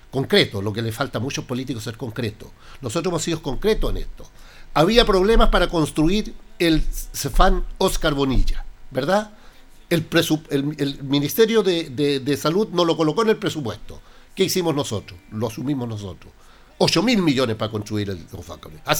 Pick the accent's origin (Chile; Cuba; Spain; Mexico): Chile; Linares, Maule; porque soy linarense y porque soy consejero regional